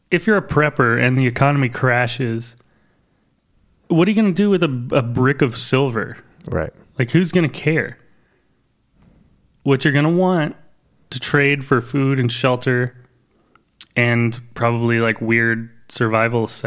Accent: Detroit, Michigan, United States; moved away; I was born in Detroit.

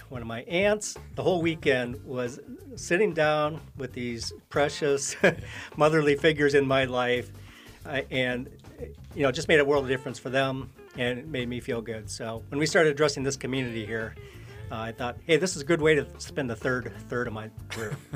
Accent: Oshkosh, Wisconsin, United States; now in Minnesota, United States; born and raised in Oshkosh, Wisconsin, but been in, uh, Minnesota here many years

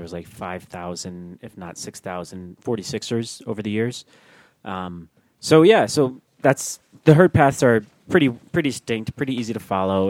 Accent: Albany, New York, United States; moved away; I grew up in Albany

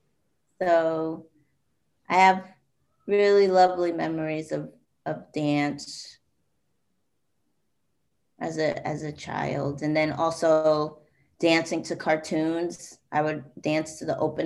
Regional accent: New York City, New York, United States; I'm originally from Jamaica, Queens, and it is like 99.9999 probably 100% Black

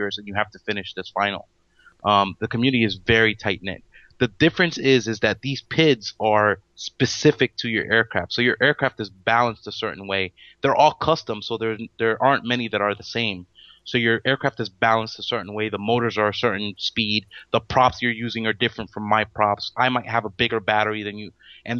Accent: Miami, Florida, United States; We're from Miami. We're all local from here.

